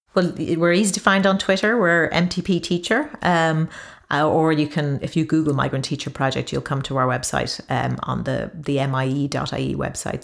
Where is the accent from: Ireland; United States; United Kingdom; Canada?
Ireland; moved away as an adult; when I returned to Ireland in 2005